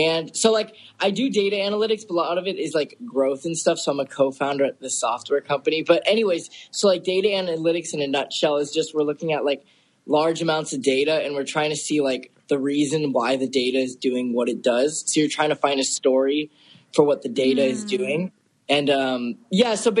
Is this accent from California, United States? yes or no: yes; Bay Area, California, United States; I was born and raised in the Bay Area